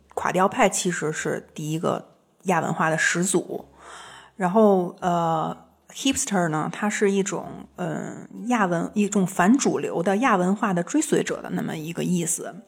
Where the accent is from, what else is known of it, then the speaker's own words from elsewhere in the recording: China; 我是一个来自中国的作家